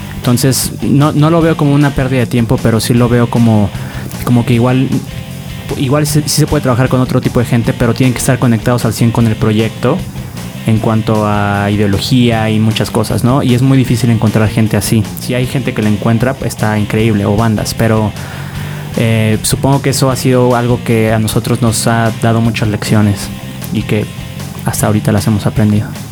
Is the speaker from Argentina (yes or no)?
no; Mexico City, Mexico; also born or lived in Del Valle, Mexico City / Narvarte, Mexico City / Condesa, Mexico City; Yo soy del sur, Coyoacán. Pero hace años no vivo